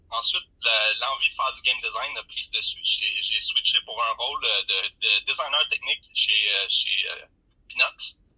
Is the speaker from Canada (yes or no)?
yes; Shawinigan, Quebec, Canada; moved away; also born or lived in Matane; je viens de Shawinigan.